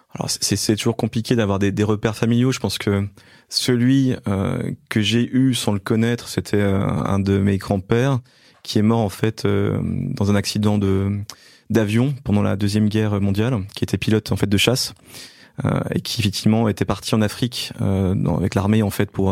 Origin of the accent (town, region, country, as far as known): Belfort, Bourgogne-Franche-Comté, France; born or raised there